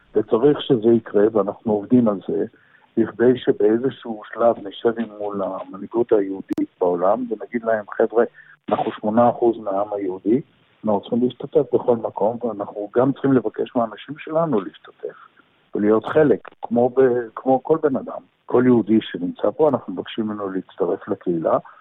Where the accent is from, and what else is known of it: Israel; now in Geneva, Switzerland